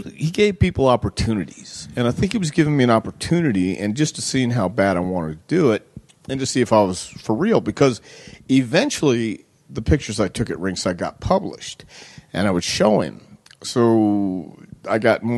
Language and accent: English; Houston, Texas, United States; also born or lived in El Paso, Texas; We moved from El Paso to Houston when I was 10 years old